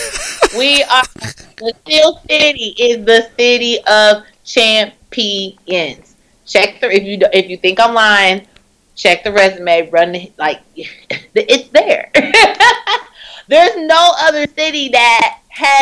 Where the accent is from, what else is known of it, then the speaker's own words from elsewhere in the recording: Richmond, Indiana, United States; now in Indianapolis, United States; I was born and raised in Indiana